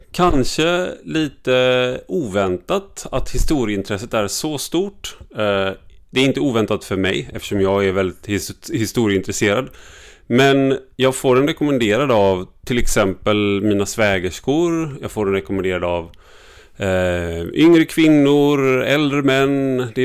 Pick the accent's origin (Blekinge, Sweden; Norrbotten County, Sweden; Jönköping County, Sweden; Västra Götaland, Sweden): Västra Götaland, Sweden; Gothenburg; now in Stockholm, Sweden; för jag kommer från Göteborg. Men då innebär det att jag har tränat bort min eh, dialekt